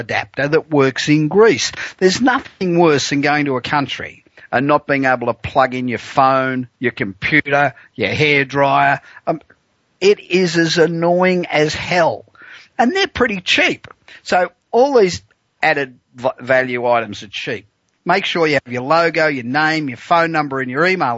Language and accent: English; Australia; moved away as an adult; now in United States; I am Australian, although I've lived in the US for 25 years